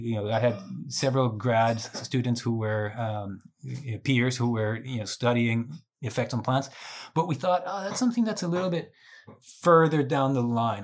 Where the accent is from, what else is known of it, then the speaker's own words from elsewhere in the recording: Guatemala; moved away as an adult; also born or lived in Arkansas; now in Colorado, United States; I was born and raised in Guatemala.